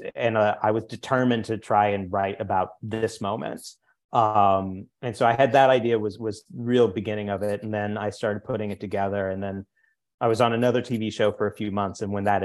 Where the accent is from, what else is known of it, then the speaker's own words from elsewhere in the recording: the Ozarks, United States; I'm from the Ozarks originally. So a lot of my earlier work takes place with like poor white criminals, kind of hard scrabble through the world.